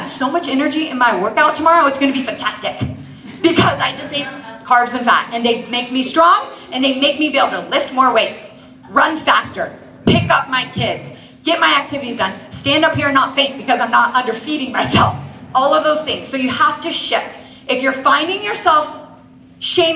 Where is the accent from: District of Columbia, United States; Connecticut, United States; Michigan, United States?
District of Columbia, United States; Washington; moved away as an adult; also born or lived in Maryland / Utah; I grew up in Washington, D.C., and I graduated and I went to school at BYU